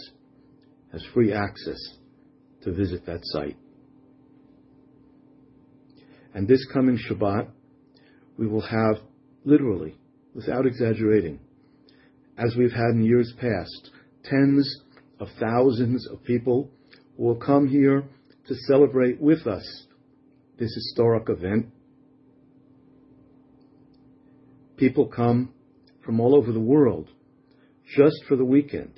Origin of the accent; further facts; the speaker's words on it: Israel; our capital in Jerusalem